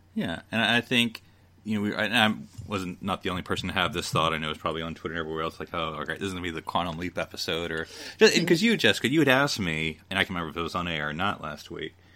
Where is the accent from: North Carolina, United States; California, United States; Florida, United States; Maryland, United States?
North Carolina, United States; Fayetteville; I am, of course, from the American South. Um, when I was born in Fayetteville, North Carolina in 1980